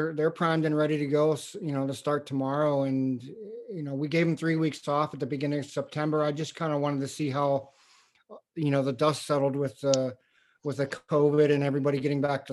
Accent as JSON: {"language": "English", "region": "Western Pennsylvania", "country": "United States", "tie": "born or raised there", "moved": "as an adult", "said": "I grew up in Western PA."}